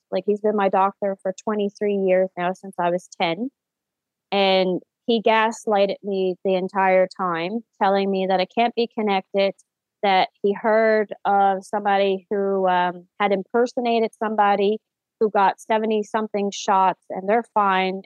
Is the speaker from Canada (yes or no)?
yes; St. John's, Newfoundland and Labrador, Canada; I am born and raised in St. John's, Newfoundland, Canada